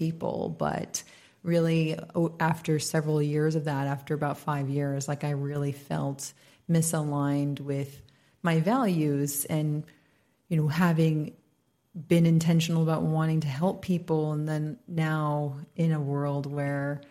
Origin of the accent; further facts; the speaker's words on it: United States; moved away as an adult; now in Bali, Indonesia; I'm an American, but I've been here for about almost 7 years